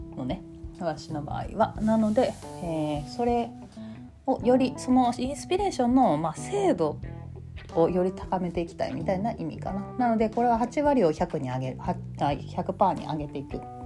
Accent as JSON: {"language": "Japanese", "region": "Kansai", "country": "Japan", "accent": "Kansai-ben"}